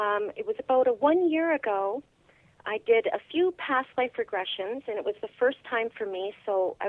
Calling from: Alexandria, Ontario, Canada; I'm calling from Alexandria, Ontario.

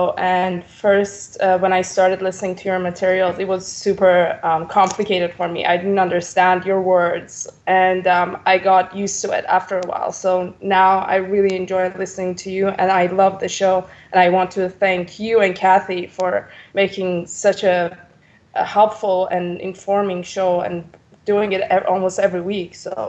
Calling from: Vancouver, British Columbia, Canada; I'm calling from Vancouver, BC, Canada.

